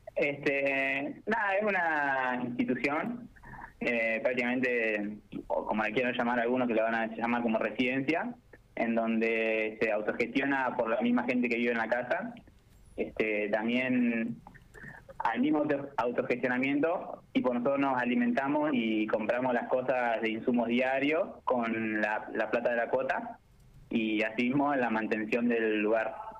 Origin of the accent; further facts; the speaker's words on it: General Pico, La Pampa, Argentina; moved away as an adult; now in Córdoba, Argentina; soy de ahí de pico